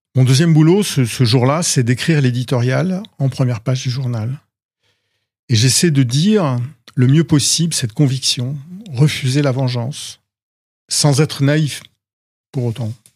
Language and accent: French; Rouen, Normandy, France; je suis né à Rouen, la ville voisine.